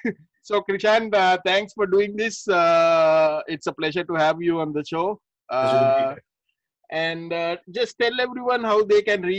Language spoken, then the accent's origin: English; Negombo, Western Province, Sri Lanka; I mean, I'm from Nigambo, so we grew up together.